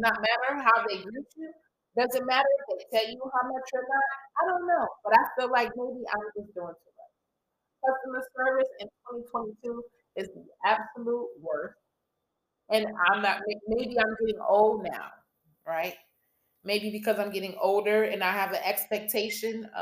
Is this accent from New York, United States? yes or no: yes; New York City, New York, United States; moved away; I'm from New York. I'm Brooklyn